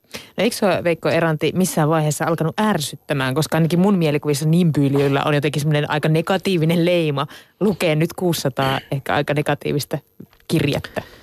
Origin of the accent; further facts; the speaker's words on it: Central Ostrobothnia, Finland; Mä oon Keski-Pohjanmaalta itse kotossa